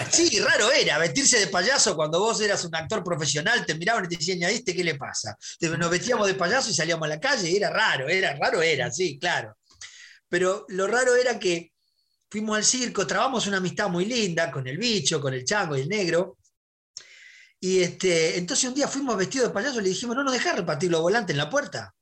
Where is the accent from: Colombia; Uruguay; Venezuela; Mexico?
Uruguay; also born or lived in Madrid, Spain; now in Buenos Aires, Argentina; Mi infancia en Uruguay. Mi infancia en Uruguay, los tablados, la murga